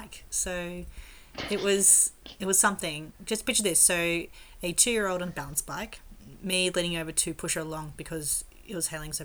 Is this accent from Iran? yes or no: no; near Mogo, New South Wales coast, Australia; moved away; near my hometown